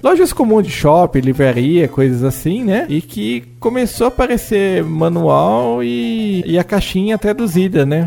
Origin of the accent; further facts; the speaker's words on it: Brazil; a gente é brasileiro